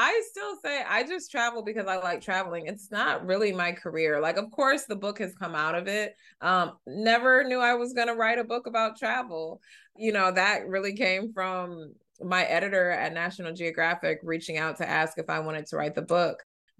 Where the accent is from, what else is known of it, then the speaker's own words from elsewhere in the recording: United States; for me, I was born in the U.S., but as the child of immigrants, it really, I grew up in Uganda in my home.